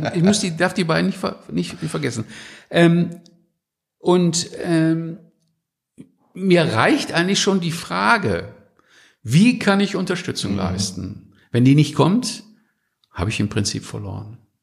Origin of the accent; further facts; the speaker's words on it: North Rhine-Westphalia, Germany; ich bin ja Westfale